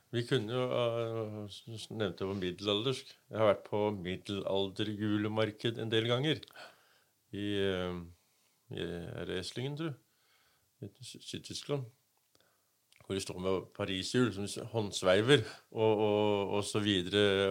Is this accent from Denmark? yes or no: yes; Denmark; now in Norway; Vi er jo en dansk familie som har kommet og, og overtatt